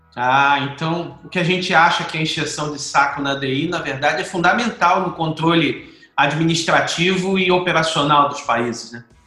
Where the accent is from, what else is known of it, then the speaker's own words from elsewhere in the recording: Rio de Janeiro, Brazil; now in Espírito Santo, Brazil; como carioca